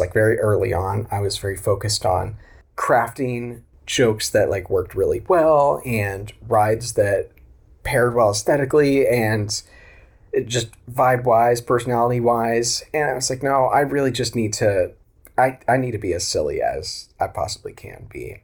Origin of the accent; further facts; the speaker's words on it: Oklahoma, United States; also born or lived in Tulsa, Oklahoma; I grew up in Oklahoma. That's where I live now, in Tulsa.